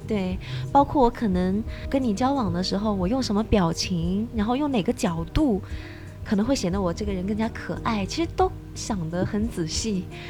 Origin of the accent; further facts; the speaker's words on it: China; moved away as an adult; also born or lived in Japan; 我是中国人，我也有其他中国同事